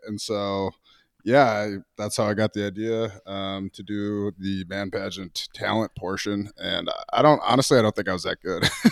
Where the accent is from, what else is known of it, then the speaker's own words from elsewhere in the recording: Minnesota, United States; I was a hockey guy growing up, actually, in Minnesota.